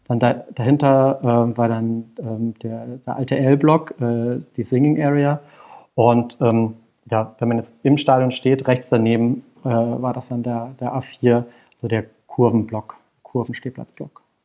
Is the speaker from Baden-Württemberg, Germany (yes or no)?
yes; Karlsruhe, Baden-Württemberg, Germany; moved away as an adult; now in Berlin, Germany; ich bin äh, in Karlsruhe geboren und auch zur Schule gegangen und äh, dann zum Studium weggezogen und dann irgendwann 2008 auch nach Berlin